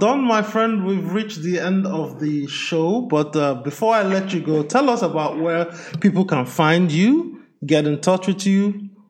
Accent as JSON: {"language": "English", "region": "Lagos", "country": "Nigeria", "tie": "born or raised there", "said": "my hometown in Lagos, Nigeria"}